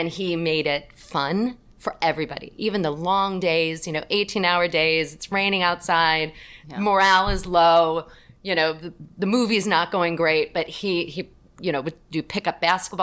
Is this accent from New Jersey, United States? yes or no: no; North Ridgeville, Ohio, United States; the town that I grew up in outside of Cleveland, Ohio, was North Ridgeville